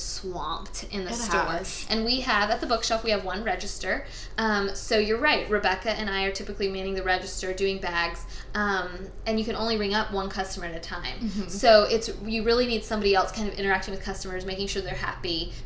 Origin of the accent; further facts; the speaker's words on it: Tallahassee, Florida, United States; now in Thomasville, United States; I grew up in Tallahassee